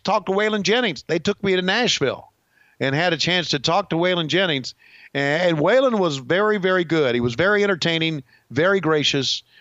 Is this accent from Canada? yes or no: yes; Canada; I am really from Canada